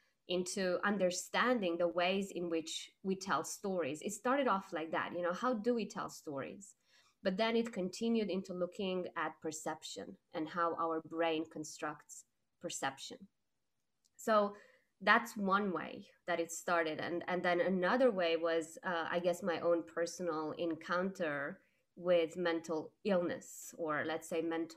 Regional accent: Romania; I was growing up in Romania, and when I was 5 years old, we had a revolution

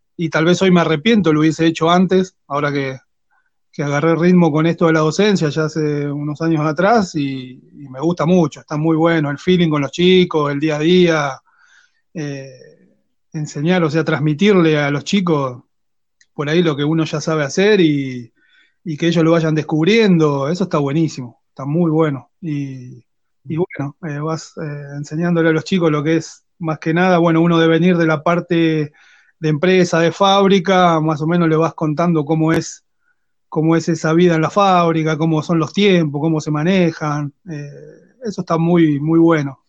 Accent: Quilmes, Buenos Aires Province, Argentina; Yo soy de Quilmes.

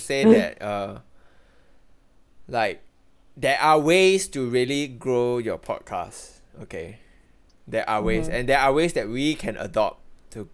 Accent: Singapore; a lot of us YouTubers in Singapore

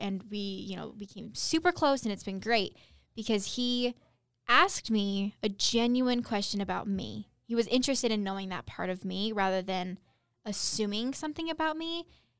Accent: Utah, United States; You know, growing up in Utah and even, you know, in places where, you know, the Mormon culture is more prevalent

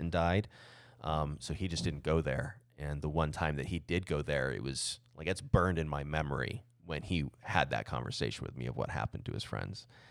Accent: Southeast Arizona, United States; I grew up in in Southeast Arizona

